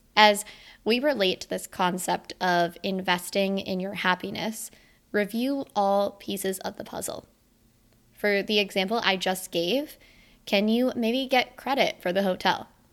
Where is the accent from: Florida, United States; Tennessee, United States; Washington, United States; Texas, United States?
Florida, United States; Sunshine State; moved away; my first Christmas with my family in my hometown within the Sunshine State since twenty sixteen.